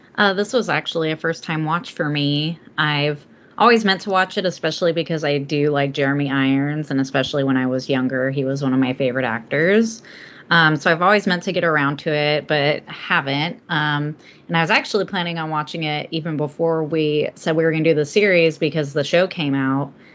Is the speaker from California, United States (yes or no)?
yes; Southern California, United States; now in Oregon, United States; I'm from Southern California originally